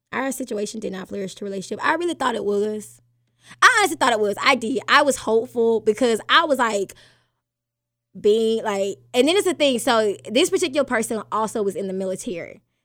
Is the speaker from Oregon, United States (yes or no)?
no; Alabama, United States; I'm born and raised in Alabama